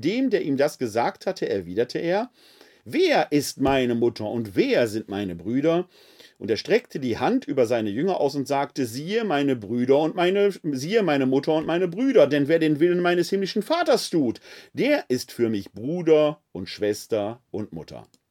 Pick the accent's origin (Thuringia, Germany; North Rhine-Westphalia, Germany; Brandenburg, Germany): North Rhine-Westphalia, Germany; Essen; als Kind des Ruhrgebietes, insbesondere meiner Heimatstadt Essen